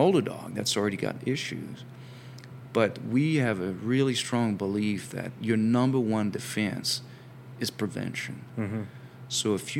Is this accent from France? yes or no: yes; France; moved away; while I have an accent, I'm actually from France originally